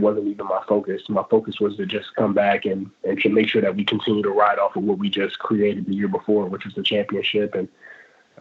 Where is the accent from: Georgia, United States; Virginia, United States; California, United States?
Virginia, United States; Montross; I'm from Montrose.